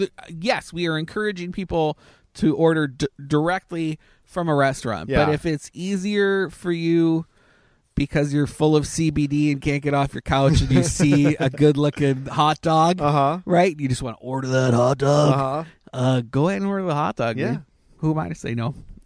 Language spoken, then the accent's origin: English; Canada; I was thinking maybe it was because I'm Canadian.